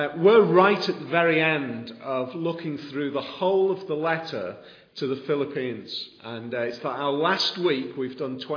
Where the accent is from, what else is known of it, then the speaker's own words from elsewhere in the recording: the Wirral, Cheshire, North West England, United Kingdom; I'm a posh boy from Cheshire, so my wife tells me, because I was born on the Wirral